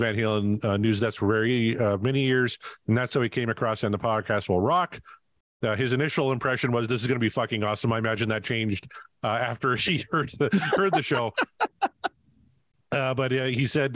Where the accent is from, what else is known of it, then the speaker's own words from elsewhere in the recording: Canada; I'm Canadian